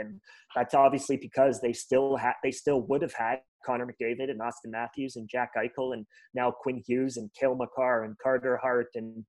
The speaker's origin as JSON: {"language": "English", "town": "Aurora", "region": "Ontario", "country": "Canada", "tie": "born or raised there", "said": "I grew up a Leafs fan. I grew up in Aurora, about 45 minutes north of the city here."}